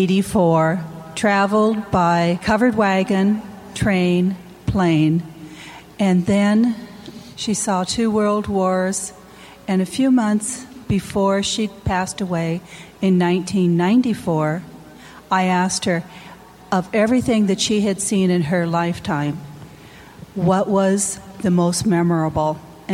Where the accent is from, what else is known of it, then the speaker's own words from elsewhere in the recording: Kent, Washington, United States; from Kent, Washington.